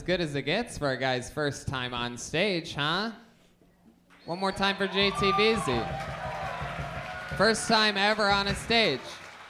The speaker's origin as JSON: {"language": "English", "town": "Youngstown", "region": "Ohio", "country": "United States", "tie": "born or raised there", "said": "Being from Youngstown from the time I was raised in Youngstown"}